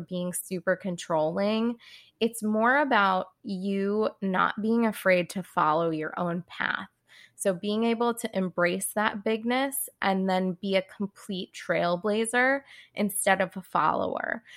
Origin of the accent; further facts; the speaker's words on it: California, United States; moved away as an adult; also born or lived in Boston; I'm from California originally. I grew up kind of around those spiritual hippie vibes